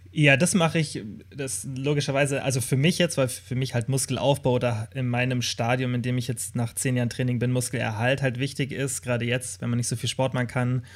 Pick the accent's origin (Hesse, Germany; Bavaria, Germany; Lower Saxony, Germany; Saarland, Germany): Bavaria, Germany; Kempten; moved away as an adult; now in Stuttgart, Germany; Ich komme aus Kempten, aus dem Allgäu